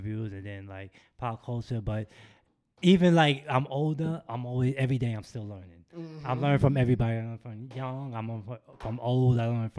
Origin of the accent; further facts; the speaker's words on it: New York City, New York, United States; we come from Queens